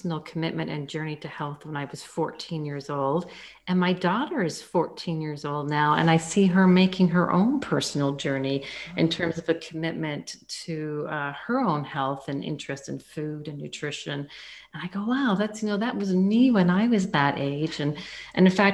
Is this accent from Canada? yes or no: yes; Canada; I'm Canadian, so I took that at one of the top universities in Canada, the University of Guelph